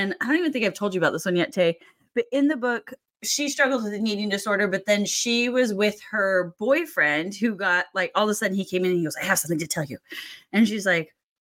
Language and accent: English; Seattle, Washington, United States; born and raised in the Seattle area